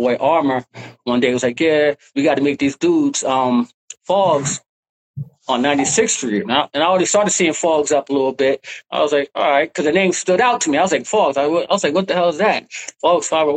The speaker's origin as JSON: {"language": "English", "town": "New York City", "region": "New York", "country": "United States", "said": "I'm from Harlem."}